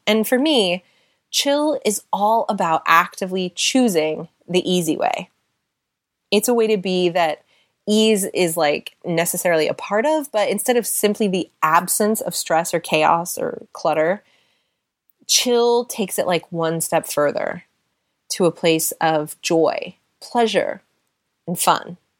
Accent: United States; moved away as an adult; also born or lived in Seattle / California / London, United Kingdom; now in United Kingdom; being an American living in Europe

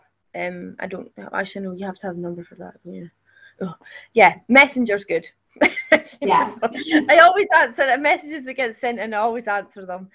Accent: Scotland, United Kingdom; I'm Scottish

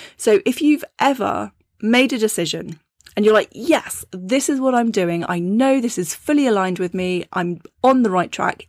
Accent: United Kingdom; being a British woman

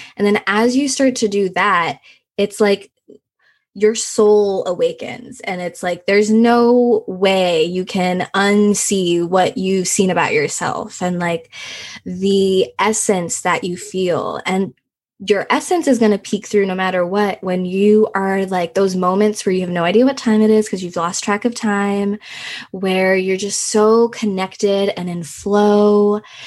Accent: Houston, Texas, United States; English is a second language; also born or lived in Russia / Nepal / Thailand; I was about like six years old and we moved to Houston and we just stayed there

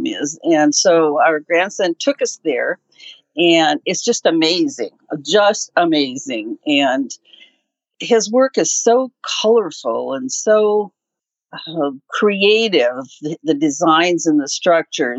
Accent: Bemidji, Minnesota, United States; now in Roseville, United States; I grew up in Bemidji, Minnesota

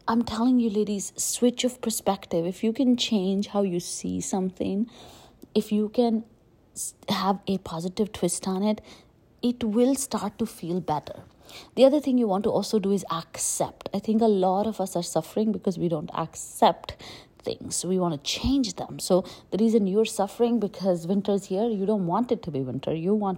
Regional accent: India; moved away as an adult; also born or lived in Delhi, India / Jaipur, India / Pune, India; now in United States; I grew up in India and it was really, really, really hot, right? Like I grew up in Delhi, Jaipur, and even when I got to Pune

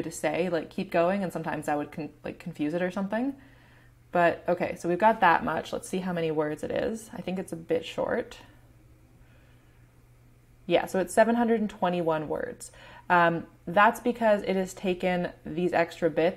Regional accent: Canada; I'm Canadian

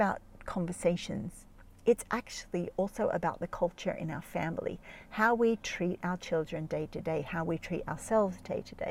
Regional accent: Jos, Plateau, Nigeria; moved away; the house that I grew up in Nigeria, because a lot of my growing up life was in Nigeria, in Jos

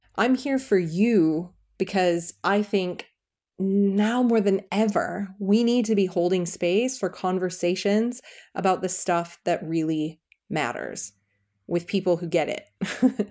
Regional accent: United States; moved away as an adult; also born or lived in California; now in England, United Kingdom; I'm an American living in England with my dream guy and our three girls

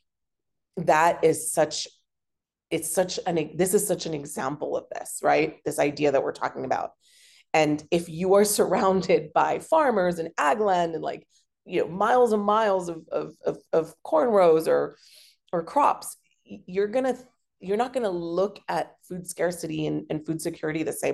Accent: Hong Kong; growing up in Hong Kong, because we have fantastic public transport and it's a pedestrian city

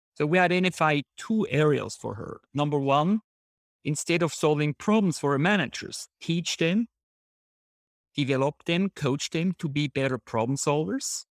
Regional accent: Switzerland; moved away as an adult; also born or lived in San Diego; I grew up in Switzerland

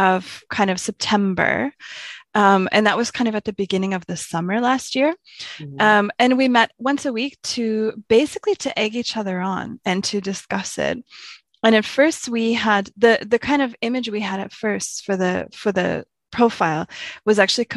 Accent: Halifax, Nova Scotia, Canada; moved away as an adult; also born or lived in Tokyo, Japan / London, United Kingdom; now in Germany; I grew up in Halifax in Canada, which is a small city

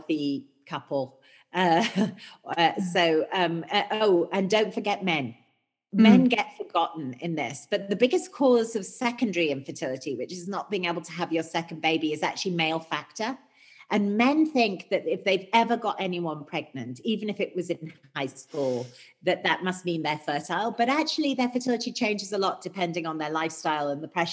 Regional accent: United Kingdom; I'm British

